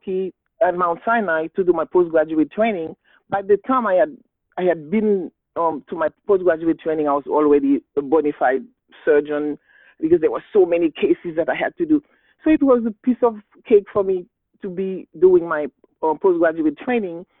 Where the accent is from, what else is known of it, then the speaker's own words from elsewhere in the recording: Haiti; English is a second language; I was born and raised in Haiti